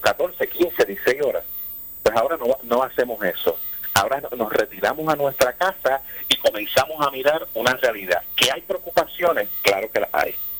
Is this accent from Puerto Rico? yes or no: yes; Puerto Rico; nosotros estamos como puertorriqueños